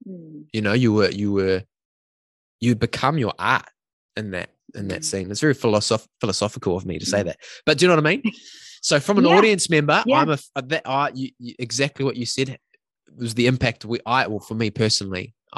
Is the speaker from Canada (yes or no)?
no; New Zealand; Like I'm a teacher, but my hometown is about 2 hours away from Auckland. So I've had that similar of leaving home, family all at home, living in this new city, creating new friendships and family.